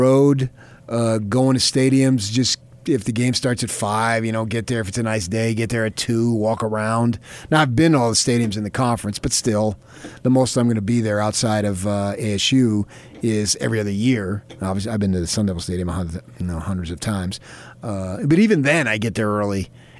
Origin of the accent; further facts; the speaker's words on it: New Jersey, United States; I'm from Jersey, man, and I've been an Irish Catholic and a Notre Dame fan.